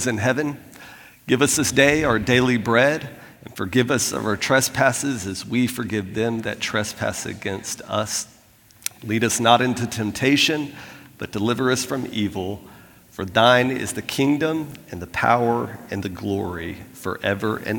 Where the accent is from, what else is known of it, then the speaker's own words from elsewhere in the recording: Florida, United States; moved away; I'm from Florida